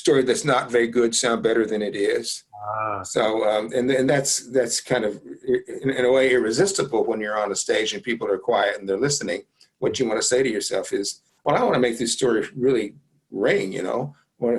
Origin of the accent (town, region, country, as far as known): Jackson, Mississippi, United States; born or raised there